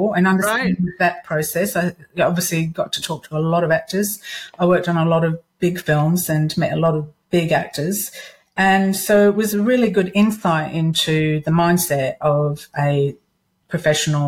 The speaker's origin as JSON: {"language": "English", "town": "Perth", "region": "Western Australia", "country": "Australia", "also_born_or_lived": "Sydney, Australia", "moved": "as an adult", "said": "I'm originally from Perth in Australia, and I moved over to Sydney."}